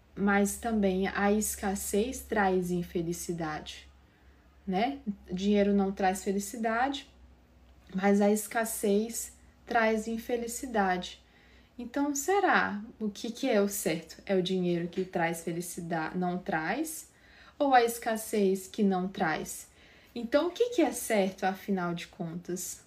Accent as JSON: {"language": "Portuguese", "town": "São Raimundo das Mangabeiras", "region": "Maranhão", "country": "Brazil", "tie": "born or raised there", "said": "do interior do sul do Maranhão, né? Eu, eu sou de São Raimundo das Mangabeiras, lá do interior"}